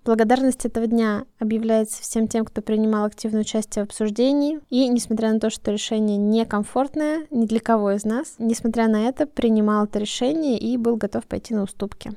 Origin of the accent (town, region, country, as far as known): Russia